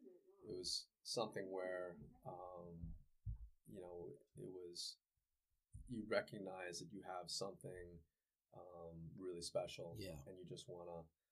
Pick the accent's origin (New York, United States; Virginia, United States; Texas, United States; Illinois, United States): New York, United States; Long Island; moved away; I'm from Long Island, New York, originally.